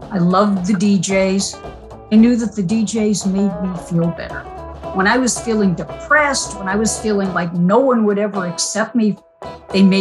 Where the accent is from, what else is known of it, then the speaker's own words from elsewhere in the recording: Roslindale, Massachusetts, United States; I was a very lonely kid growing up in Roslindale, Massachusetts, which is a suburb of Boston.